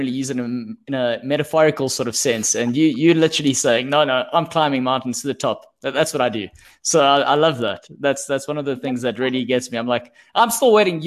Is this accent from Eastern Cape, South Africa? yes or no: no; Pretoria, Gauteng, South Africa; I'm from Pretoria.